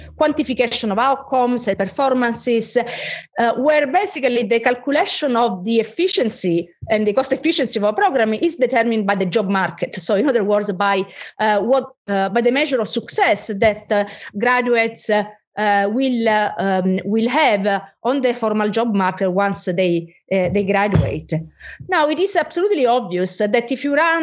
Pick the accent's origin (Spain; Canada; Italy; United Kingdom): Italy; I'm from Italy